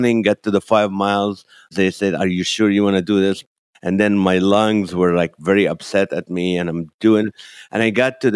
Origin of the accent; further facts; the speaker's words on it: Kuwait; moved away as an adult; also born or lived in Nazareth, Israel / Toledo, Ohio, United States; now in United States; I was born in the Holy Land in Nazareth, Israel, and grew up in Kuwait and moved to the U.S.